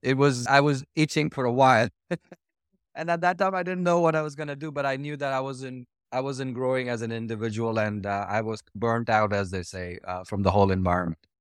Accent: New Delhi, Delhi, India; moved away as an adult; now in United States; I was born and, uh, I was raised in New Delhi, uh, in India, which is northern part of India.

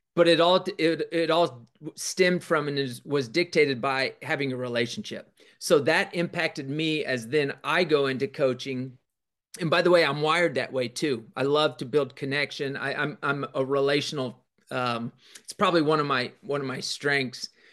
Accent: Kansas, United States; also born or lived in Denver, Colorado; I was born in Denver, but I, I lived there such a short time. But my dad coached and taught. My mom was a teacher. And then when we went to Kansas

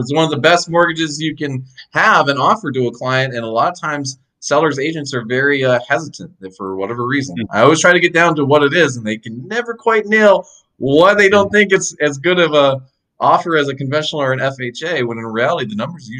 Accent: Fargo, North Dakota, United States; now in Florida, United States; I moved down here from Fargo, North Dakota about 7 years ago.

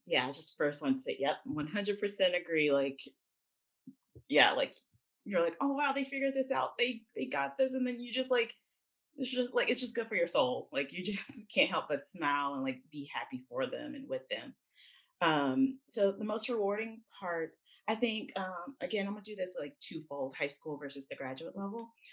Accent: Jackson, Mississippi, United States; moved away as an adult; also born or lived in Atlanta, Georgia / Nashville, Tennessee; I grew up in Jackson, Mississippi, born and raised

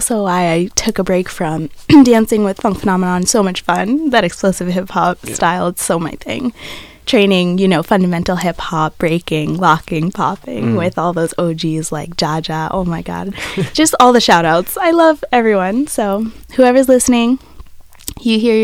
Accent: Lynn, Massachusetts, United States; I grew up in the North Shore.

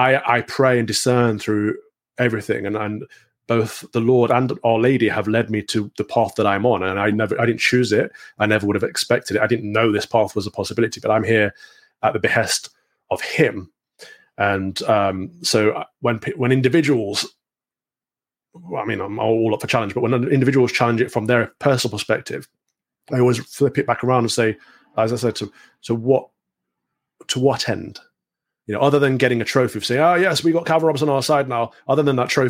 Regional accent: England, United Kingdom; I'm an Englishman

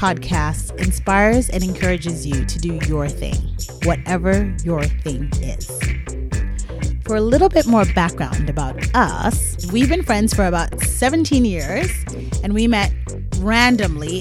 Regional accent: Nigeria; moved away; also born or lived in United States; Nigerian, Ghanaian, but I was raised in Nigeria. So I was born in the States, but raised in Nigeria.

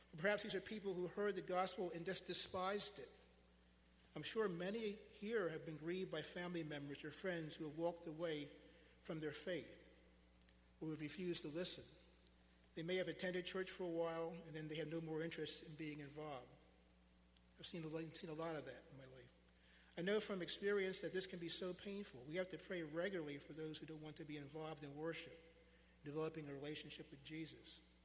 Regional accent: United States

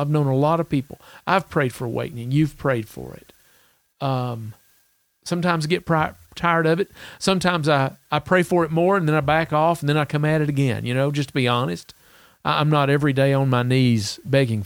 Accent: Salmon, Idaho, United States; Salmon, Idaho

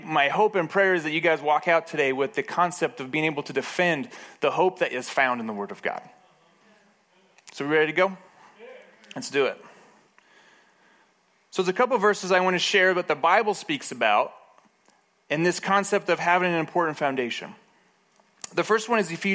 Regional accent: Moab, Utah, United States; I grew up in Moab

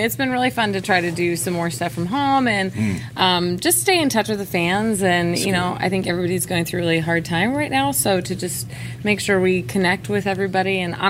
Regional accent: Southern California, United States; moved away as an adult; now in Nashville, United States; I'm from Southern California originally.

